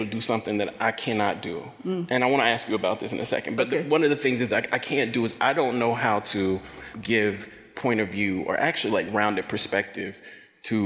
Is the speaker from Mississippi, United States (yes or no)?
yes; Jackson, Mississippi, United States; the town I grew up in Jackson